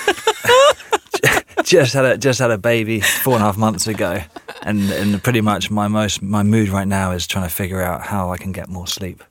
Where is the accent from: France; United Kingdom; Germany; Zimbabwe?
United Kingdom; England; moved away; I am actually English